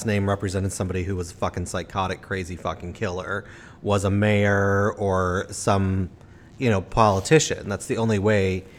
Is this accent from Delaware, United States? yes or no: no; Chicago, Illinois, United States; moved away; I'm from Chicago